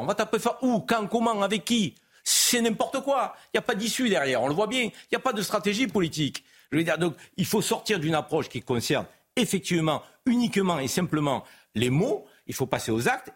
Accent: France; also born or lived in Algeria (ancestry); je suis français d'origine algérienne

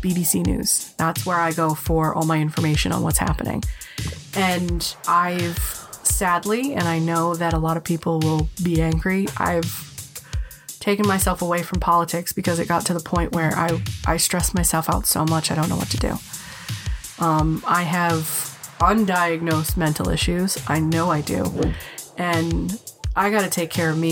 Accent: United States; as an American

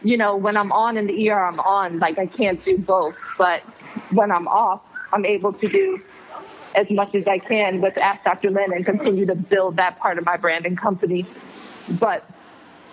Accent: Jamaica; now in South Florida, United States; I'm from Jamaica, so I grew up with cannabis as my main medicine

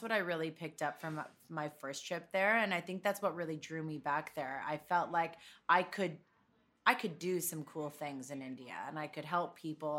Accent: Toronto, Ontario, Canada; moved away as an adult; also born or lived in New York; I grew up in Toronto

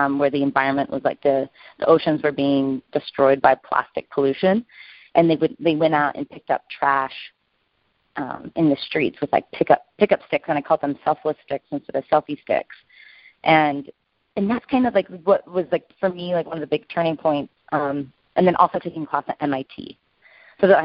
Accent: Provo, Utah, United States; moved away; I grew up in Provo, Utah

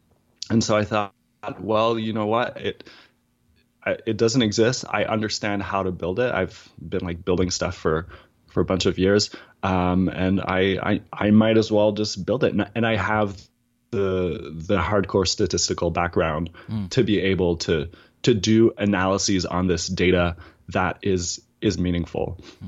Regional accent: East Coast, United States; I'm from the East Coast, so we tell long stories that just start like several years in the past.

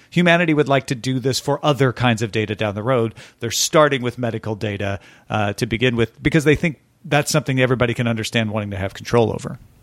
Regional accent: Greenville, Illinois, United States; moved away; also born or lived in Chesterfield, Missouri; I'll be in Greenville, Illinois, my hometown

